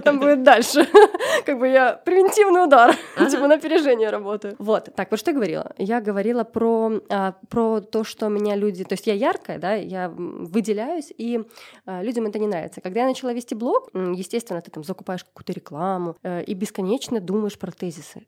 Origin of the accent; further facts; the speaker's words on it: Gomel, Gomel Region, Belarus; я из Гомеля